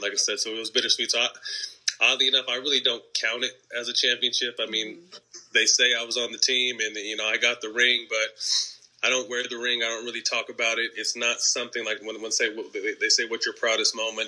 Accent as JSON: {"language": "English", "town": "Sacramento", "region": "California", "country": "United States", "tie": "born or raised there", "said": "I was from Sacramento"}